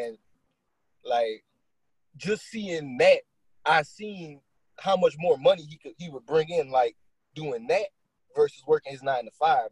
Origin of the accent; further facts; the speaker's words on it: Lawtell, Louisiana, United States; I'm from Louisiana. I'm uh I'm from Lawtell, Louisiana.